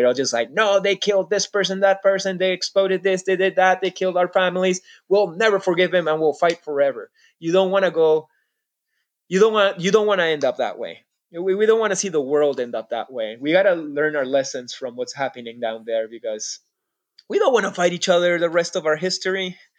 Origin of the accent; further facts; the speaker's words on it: Canada; We're like, no, no, we're not Israeli. We're like, you know, just I'm Canadian.